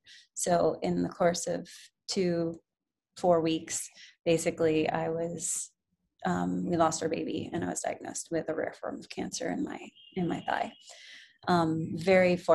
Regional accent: Connecticut, United States; moved away as an adult; also born or lived in the South; now in New York City, United States; I'm originally from Connecticut

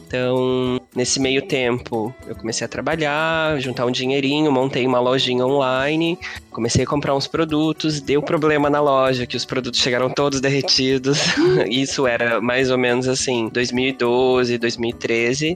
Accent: interior of São Paulo, Brazil; moved away as an adult; also born or lived in Curitiba; eu sou do interior de São Paulo

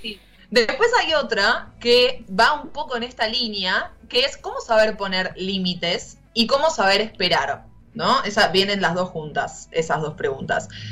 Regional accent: Argentina

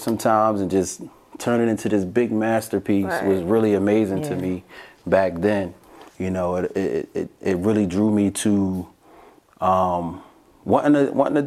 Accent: Philadelphia, Pennsylvania, United States; I'm from North Philly

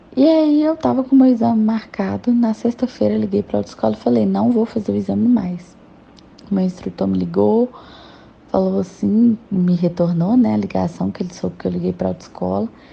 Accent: Betim, Minas Gerais, Brazil; sou de Betim, Minas Gerais

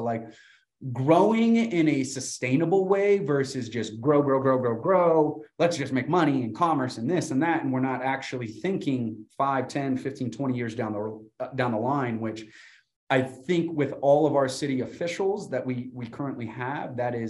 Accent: Burbank, California, United States; But I came from Burbank, California, a 14 square mile radius of 150,000 people. So this is still a very, very small town to me.

